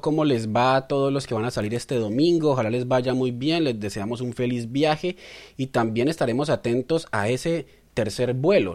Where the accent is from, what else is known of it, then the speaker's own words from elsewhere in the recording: Colombia; Somos periodistas colombianos.